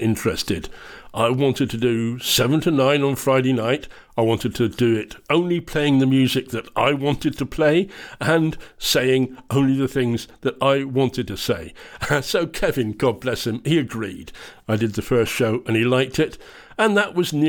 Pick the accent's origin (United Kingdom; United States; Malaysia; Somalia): United Kingdom; England; moved away as an adult; now in Scotland, United Kingdom; I'm English. I lived in England for the first 32 years of my life